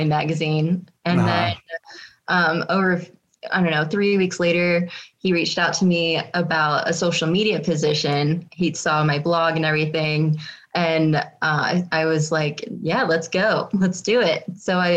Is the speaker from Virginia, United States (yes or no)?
yes; Virginia, United States; moved away as an adult; now in Colorado, United States; I grew up in Virginia